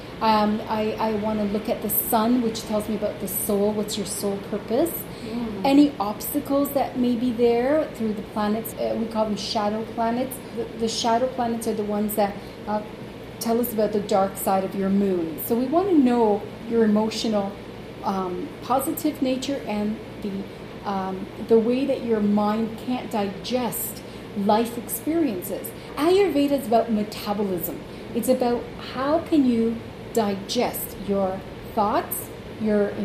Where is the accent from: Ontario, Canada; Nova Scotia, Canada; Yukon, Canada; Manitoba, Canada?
Ontario, Canada; Toronto; also born or lived in Uruguay; I'm born in Uruguay, South America, but I was raised in Toronto